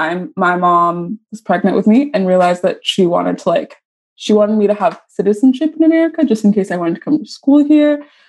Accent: Texas, United States; And then we like basically moved around Texas, like the Dallas area mostly. So I grew up in Texas.

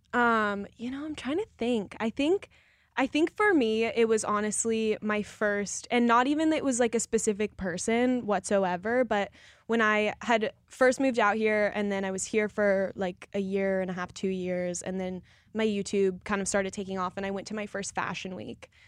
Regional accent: Colorado, United States; I'm from Colorado

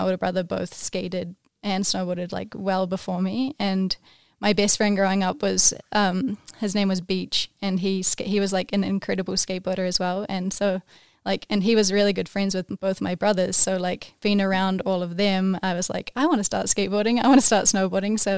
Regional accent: Wanaka, Otago, New Zealand; now in United States; I grew up in Wanaka

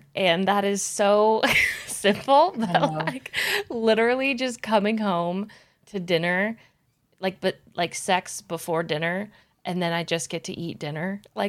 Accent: the Bay Area, California, United States; I'm from the Bay Area

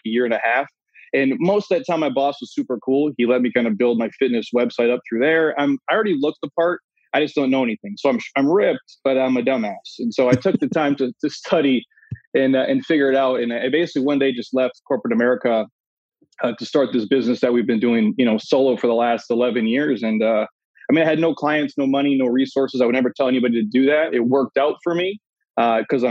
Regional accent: Minnesota, United States; moved away; I'm from the Midwest originally, Minnesota, born and raised.

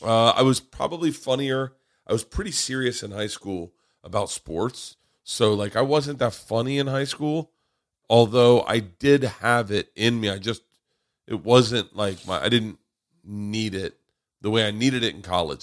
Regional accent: Florida, United States; moved away; also born or lived in Tampa / Tallahassee; growing up in Florida

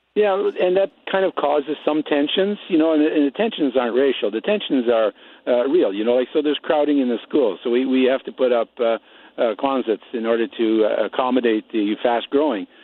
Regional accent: Netherlands; now in Nipawin, Canada; I'm an i-, immigrant myself. I come from Holland

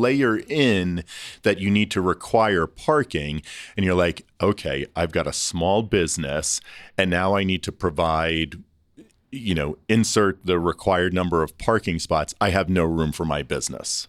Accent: Long Island, New York, United States; moved away as an adult; also born or lived in Toronto; I grew up on Long Island, so it's not the city. It's not New York

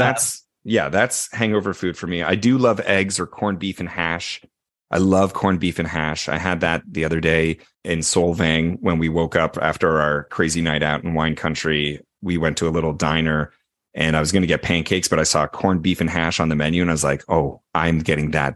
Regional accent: Canada; I am Canadian

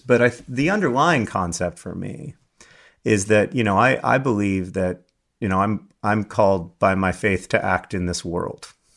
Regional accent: United States

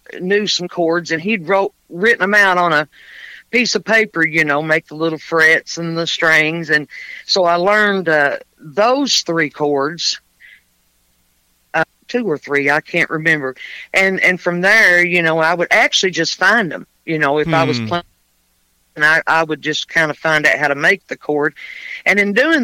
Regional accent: Middlesboro, Kentucky, United States; also born or lived in Pineville, Kentucky / Jacksonville; I was born and raised here where I am now in Middlesboro

